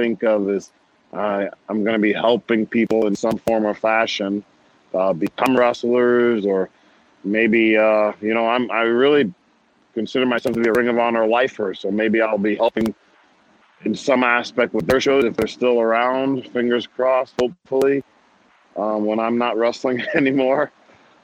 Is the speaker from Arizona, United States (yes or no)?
no; New Jersey, United States; I was from New Jersey